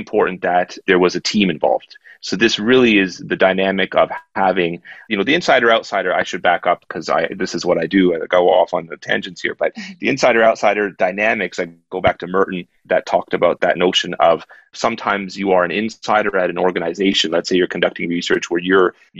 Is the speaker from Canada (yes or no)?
yes; Canada; I'm a Canadian in Hong Kong